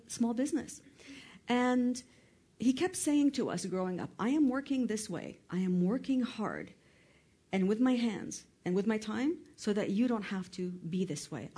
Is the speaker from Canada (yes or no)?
yes; Canada; also born or lived in Lebanon; I'm Lebanese, born and raised in Canada